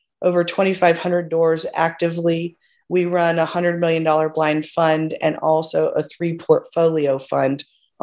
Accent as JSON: {"language": "English", "town": "Plano", "region": "Texas", "country": "United States", "said": "I'm originally from Plano, Texas"}